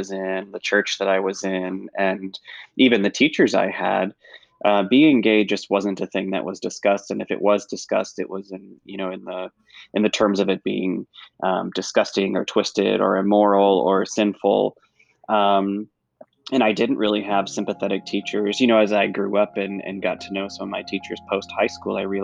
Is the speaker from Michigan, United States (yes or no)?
yes; Northern Michigan, United States; in places like Northern Michigan, which is still, you know, soundly red, there are places like my hometown